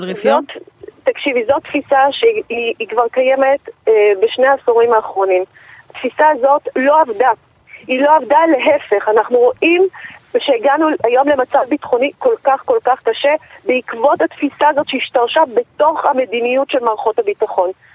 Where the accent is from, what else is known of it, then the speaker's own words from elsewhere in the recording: Jerusalem, Jerusalem District, Israel; moved away; אני גדלתי בירושלים.